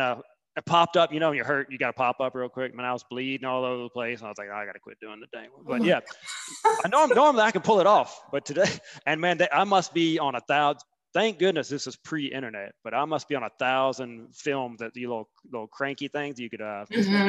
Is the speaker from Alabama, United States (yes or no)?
yes; Huntsville, Alabama, United States; I grew up in Huntsville